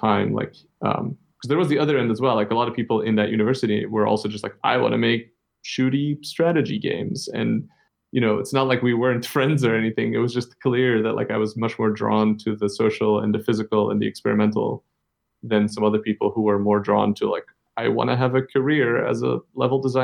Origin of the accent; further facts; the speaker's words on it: Antwerp, Flanders, Belgium; also born or lived in Copenhagen, Denmark; now in Iceland; in my hometown in Antwerp